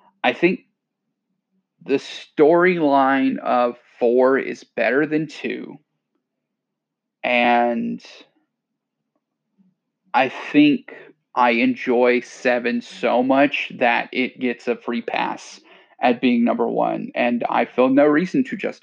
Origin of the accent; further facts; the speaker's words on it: Louisiana, United States; moved away; I'm from Louisiana